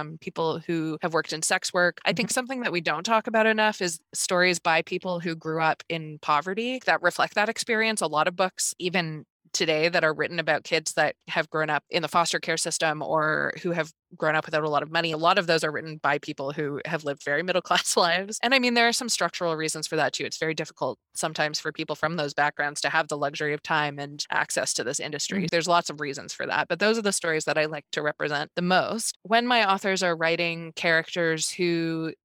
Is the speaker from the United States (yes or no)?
no; Newfoundland and Labrador, Canada; I grew up in Newfoundland